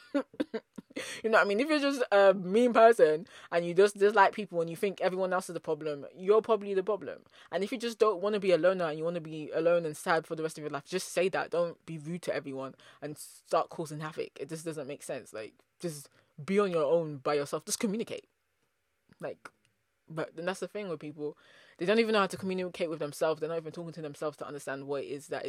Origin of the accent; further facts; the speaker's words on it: United Kingdom; also born or lived in Nigeria (ancestry); I'm a British Nigerian diasporan, so I have Nigerian parents